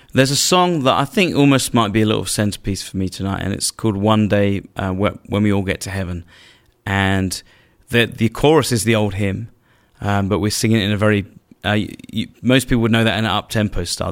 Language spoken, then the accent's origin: English; England, United Kingdom; as an English man